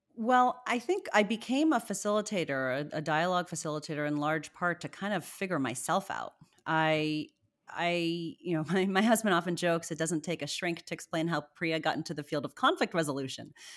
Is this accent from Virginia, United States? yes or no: yes; Virginia, United States; also born or lived in Zimbabwe; I was born in Zimbabwe. My mother's Indian, my father's white American, and, uh, we eventually moved to Virginia